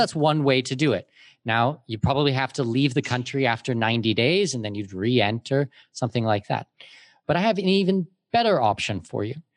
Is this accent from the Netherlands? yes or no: no; Canada; moved away as an adult; also born or lived in Germany / Middle East; now in Panama; I'm Canadian with Danish heritage